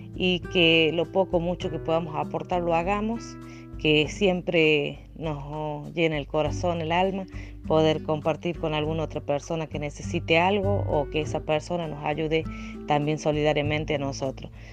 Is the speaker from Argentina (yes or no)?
yes; Portezuelo, La Rioja, Argentina; soy de la localidad de Portezuelo, departamento Juan Facundo Quiroga